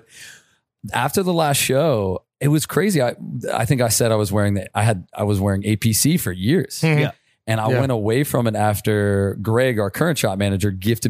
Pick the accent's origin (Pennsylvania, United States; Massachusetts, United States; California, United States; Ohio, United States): Ohio, United States; Youngstown; I'm from Youngstown, Ohio.